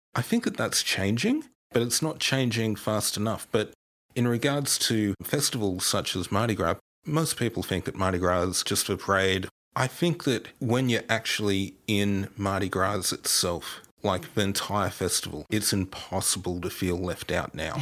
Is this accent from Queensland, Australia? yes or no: no; New England region of New South Wales, Australia; I'm originally from the New England region of New South Wales. So, Sydney, when I was growing up, was a good seven or eight hours drive away for me.